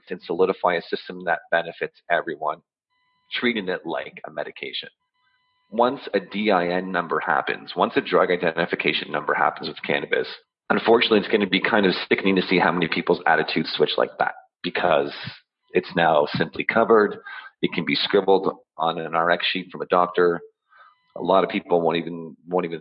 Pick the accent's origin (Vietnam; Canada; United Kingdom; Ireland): Canada; Ottawa, Ontario; I'm born and raised in Ottawa